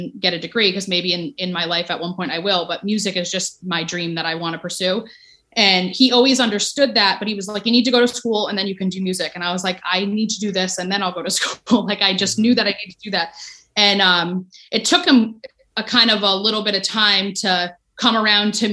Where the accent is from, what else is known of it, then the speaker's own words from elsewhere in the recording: Ho-Ho-Kus, New Jersey, United States; I grew up in Jersey